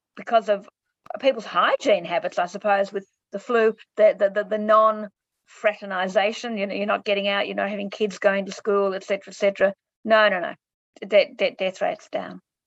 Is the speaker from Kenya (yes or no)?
no; Clayton, Victoria, Australia; I grew up in Clayton